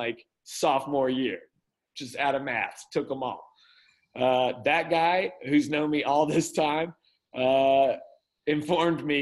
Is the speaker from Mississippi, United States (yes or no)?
yes; Mississippi, United States; also born or lived in Orlando / Los Angeles; now in Arkansas, United States; I was raised in Mississippi.